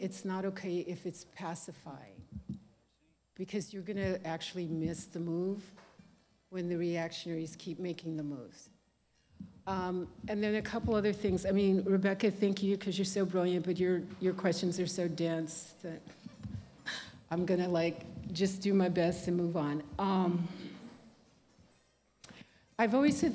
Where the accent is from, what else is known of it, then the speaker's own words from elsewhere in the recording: Texas, United States; when I was growing up in Texas